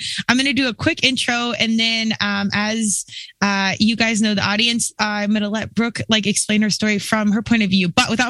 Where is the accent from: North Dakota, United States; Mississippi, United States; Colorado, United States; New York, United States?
Colorado, United States; I'm born and raised Colorado, went out east to play lacrosse because there was really nothing competitive back in the day.